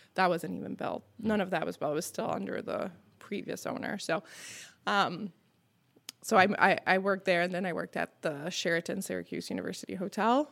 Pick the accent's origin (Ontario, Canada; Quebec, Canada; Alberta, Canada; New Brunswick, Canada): Quebec, Canada; Montreal; first language French; English is a second language; now in Skaneateles, United States; I'm from Montreal